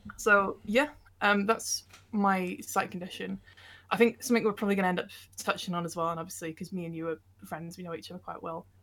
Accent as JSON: {"language": "English", "town": "Bolton", "region": "North West England", "country": "United Kingdom", "tie": "born or raised there", "also_born_or_lived": "Hereford", "said": "I was born in Bolton"}